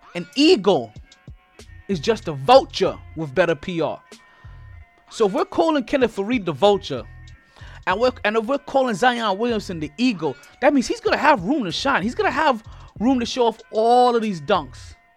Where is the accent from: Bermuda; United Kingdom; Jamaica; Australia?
Jamaica; I'm Jamaican